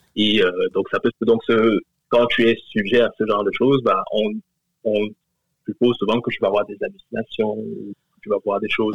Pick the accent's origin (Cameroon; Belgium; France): Cameroon; je suis originaire du Cameroun